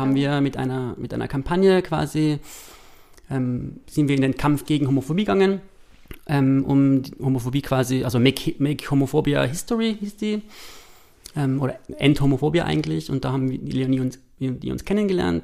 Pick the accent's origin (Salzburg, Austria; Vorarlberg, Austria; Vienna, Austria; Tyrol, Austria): Tyrol, Austria; East; moved away; als Tiroler, Osttiroler Junge